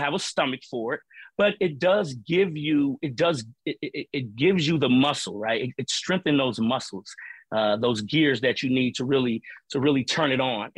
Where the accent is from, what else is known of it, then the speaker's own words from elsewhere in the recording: Cincinnati, Ohio, United States; moved away as an adult; also born or lived in Boston; I grew up in the urban core where I'm from in Cincinnati